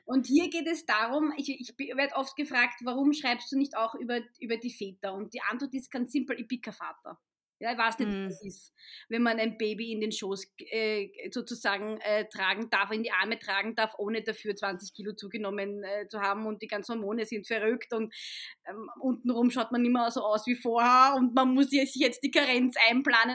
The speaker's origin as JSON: {"language": "German", "region": "Vienna", "country": "Austria", "said": "ich bin Wienerin, Muslima mit ägyptischen Wurzeln"}